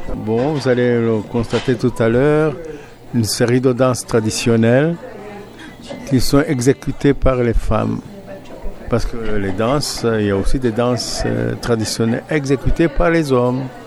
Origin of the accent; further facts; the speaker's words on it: Burundi; moved away; Moi, je suis burundais. Je viens de là.